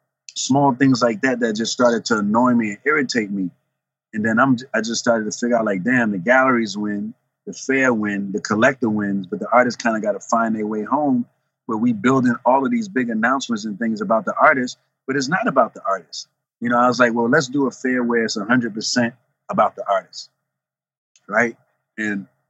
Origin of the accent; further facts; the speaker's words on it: New York City, New York, United States; also born or lived in New Jersey; growing up in the Bronx